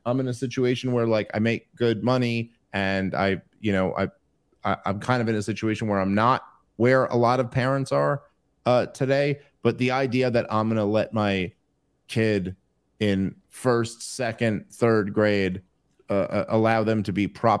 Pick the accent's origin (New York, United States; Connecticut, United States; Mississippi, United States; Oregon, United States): New York, United States; New York City; my wife is from the suburbs, and I was from New York City